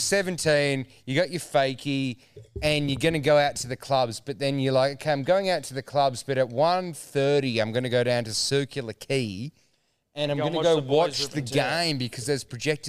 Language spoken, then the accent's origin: English; Australia; as an Australian